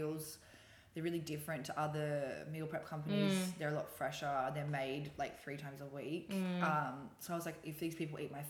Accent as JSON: {"language": "English", "town": "Newcastle", "region": "New South Wales", "country": "Australia", "also_born_or_lived": "London", "moved": "as an adult", "lives_now": "Sydney, Australia", "said": "No, I'm from Newcastle."}